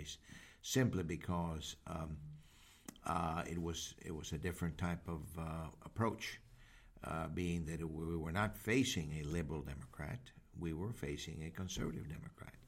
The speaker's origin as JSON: {"language": "English", "town": "Mission", "region": "Texas", "country": "United States", "tie": "born or raised there", "said": "In Hidalgo County, and in fact from my hometown, Mission, Texas."}